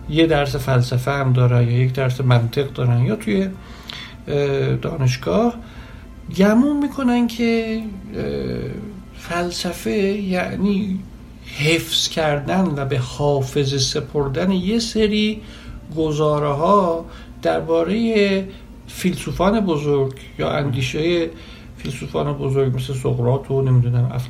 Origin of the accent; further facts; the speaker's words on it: Iran; born there; به علل خانوادگی به علل اینکه در ایران و در یک خانواده مثلا مذهبی متولد شدم